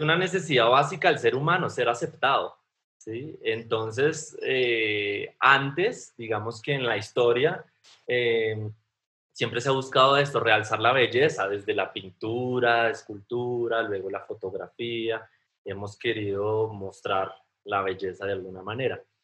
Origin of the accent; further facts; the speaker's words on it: Colombia; yo soy fotógrafo colombiano